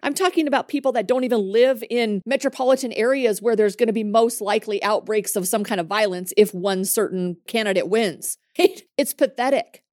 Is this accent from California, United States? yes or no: no; Montana, United States; I'm from Montana